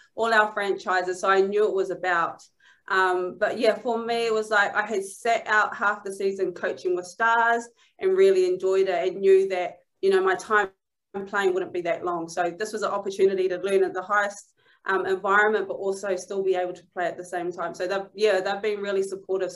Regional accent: New Zealand; moved away as an adult; now in Manchester, United Kingdom

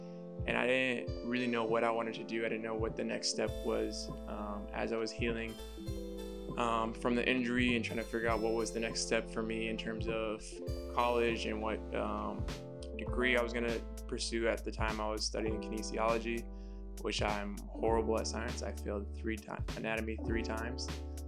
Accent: Hayward, California, United States; I'm originally from Hayward, California, but I kind of moved around all over the place.

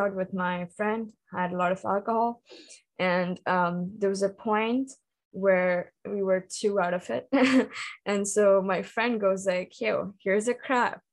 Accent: India; moved away as an adult; now in Israel; growing up in India and having those cultural influences.

